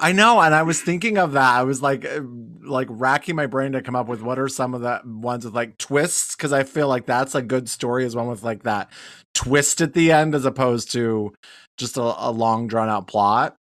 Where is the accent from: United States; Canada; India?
United States; Wyoming; I'm from Wyoming